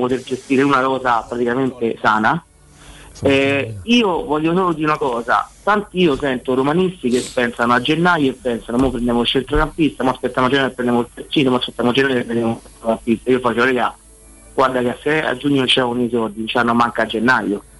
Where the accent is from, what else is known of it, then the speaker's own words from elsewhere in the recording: Rome, Lazio, Italy; da romano e romanista